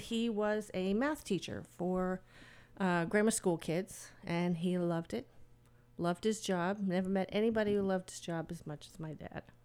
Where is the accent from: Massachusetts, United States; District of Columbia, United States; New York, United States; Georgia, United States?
Massachusetts, United States; Medford; moved away as an adult; now in Stratford, United States; I'm originally from Medford, which is, like, two or three miles outside of Boston, so I'm a Bostonian.